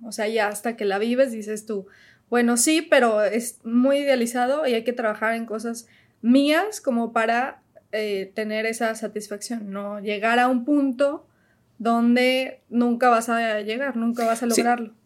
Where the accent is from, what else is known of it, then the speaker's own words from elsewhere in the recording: León, Guanajuato, Mexico; moved away as an adult; also born or lived in Mexico City; now in United States; Trabajé desde León, porque ahí crecí, eh, en León, Guanajuato